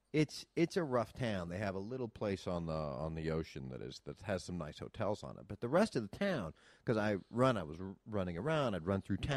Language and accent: English; Iowa, United States; moved away; I was raised in Iowa.